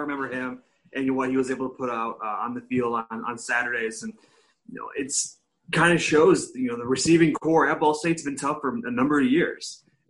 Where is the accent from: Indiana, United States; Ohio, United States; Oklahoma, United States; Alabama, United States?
Ohio, United States; he's from my hometown in Ohio.